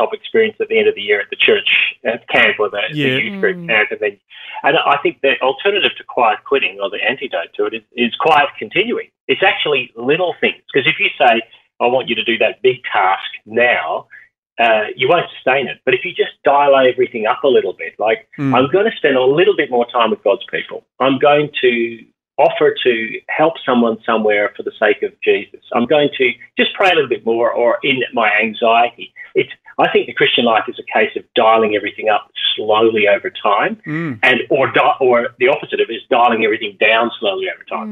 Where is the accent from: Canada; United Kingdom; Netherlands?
United Kingdom; Northern Ireland; now in Australia; I grew up in Northern Ireland